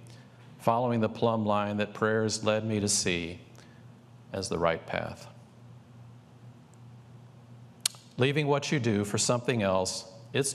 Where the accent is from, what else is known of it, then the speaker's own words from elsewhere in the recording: St. Louis, Missouri, United States; the beautiful Gateway Arch in my hometown of St. Louis